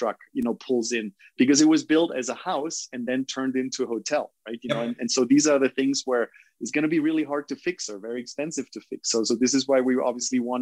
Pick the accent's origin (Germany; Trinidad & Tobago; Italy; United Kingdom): Germany; now in Costa Rica; you're German